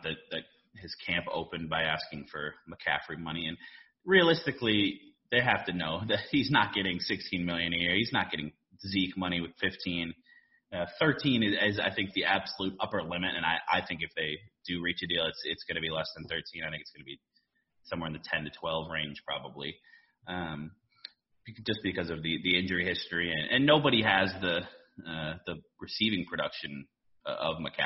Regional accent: Minneapolis, Minnesota, United States; I grew up here in Minneapolis

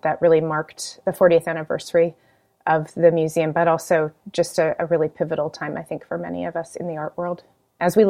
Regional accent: Nevada, United States; moved away as an adult; now in New York, United States; I grew up in Nevada

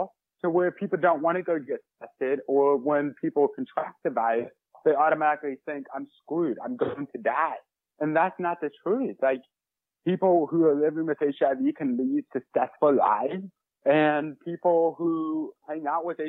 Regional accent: St. Louis, Missouri, United States; I'm from St. Louis, Missouri.

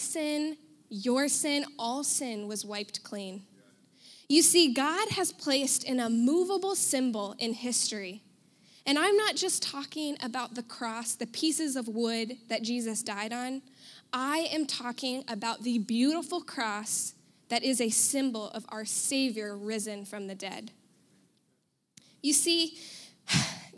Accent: United States; I'm white. I'm American

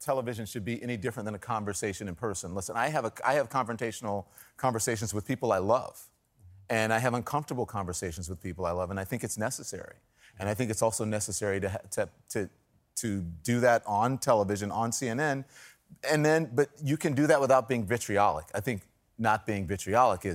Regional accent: Louisiana, United States; moved away; I am from Louisiana

